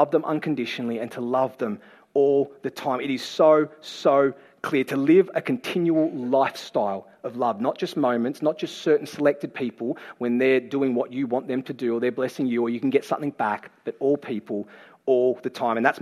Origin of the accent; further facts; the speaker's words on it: Campbelltown, New South Wales, Australia; I'm from Great West of Sydney. I was born and raised in Campbelltown